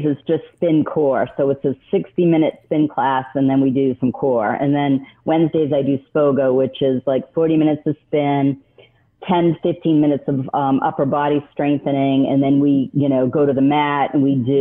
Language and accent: English; New England, United States; I'm from New England